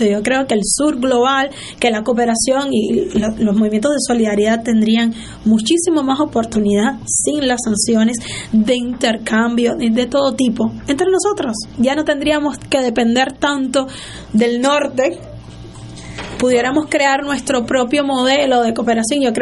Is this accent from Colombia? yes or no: no; Cuba; yo siempre digo que como periodista cubano